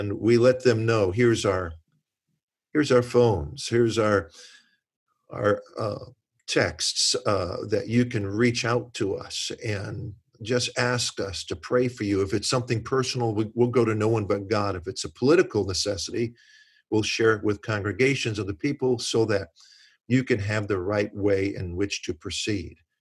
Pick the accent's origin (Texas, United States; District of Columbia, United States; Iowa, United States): District of Columbia, United States; Washington; I grew up in the Washington, D C area